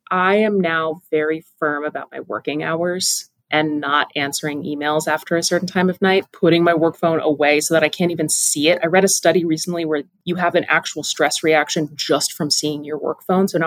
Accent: Pacific Northwest, United States; Also, again, growing up in the Pacific Northwest, get outside.

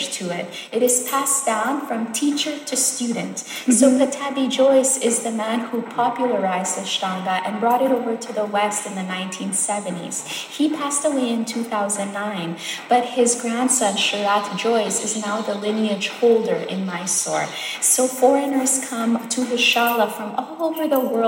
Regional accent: Montreal, Quebec, Canada; moved away as an adult; also born or lived in Sonora, Mexico; now in Saskatchewan, Canada; my family, we moved to Montreal, Quebec when I was 5 years old. And then I grew up there.

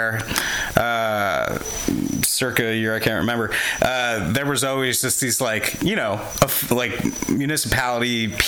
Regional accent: New Jersey, United States; I'm an Irish guy from New Jersey.

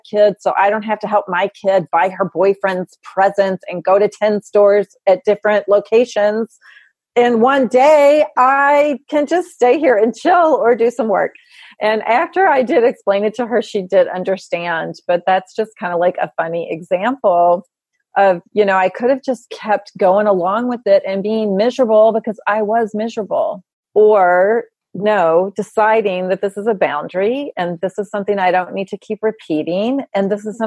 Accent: Kentucky, United States; now in New York, United States; I'm from Kentucky and I live in New York and I usually go home for Christmas

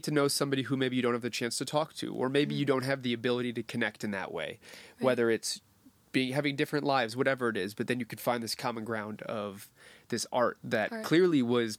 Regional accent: Detroit, Michigan, United States; also born or lived in Chicago; now in Los Angeles, United States; so from Detroit, I went to school in Chicago, cool.

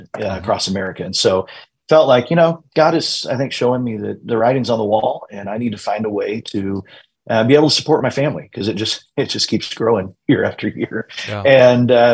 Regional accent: Eastern Plains, New Mexico, United States; I grew up in the Eastern Plains in New Mexico.

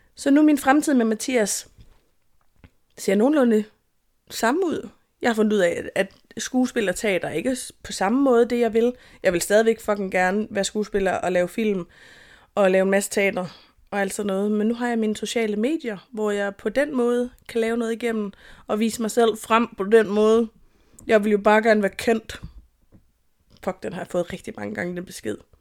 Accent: Jutland, Denmark; jeg er jyde

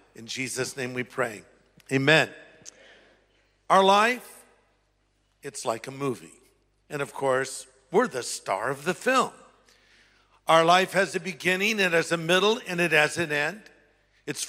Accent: United States; I'm an American

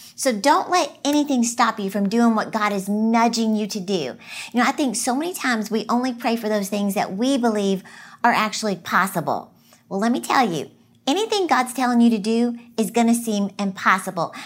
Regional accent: Texas, United States; I'm from Texas

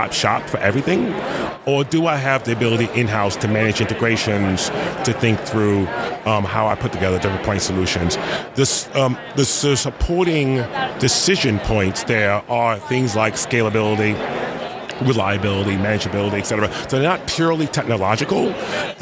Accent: New York City, New York, United States; I grew up in the South Bronx

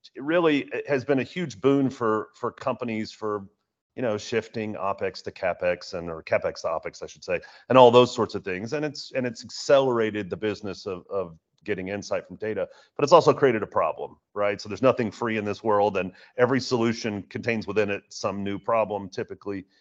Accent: Houston, Texas, United States; my hometown of Houston

